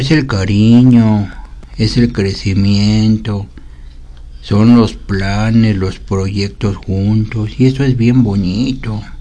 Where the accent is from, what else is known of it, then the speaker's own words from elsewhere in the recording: Mexico City, Mexico; Sí, claro que soy muy mexicano